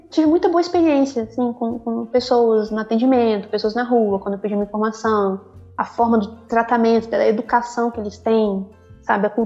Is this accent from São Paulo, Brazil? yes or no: no; Nova Friburgo, Rio de Janeiro, Brazil; also born or lived in Bom Jesus; Não sei se vocês conhecem Nova Friburgo, região serrana do Rio de Janeiro. Eu nasci por ali. Eu cresci ali, no Friburgo, fui para Bom Jesus depois.